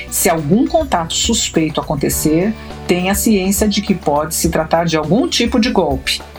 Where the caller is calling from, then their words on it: São Paulo, Brazil; eu sou daqui de São Paulo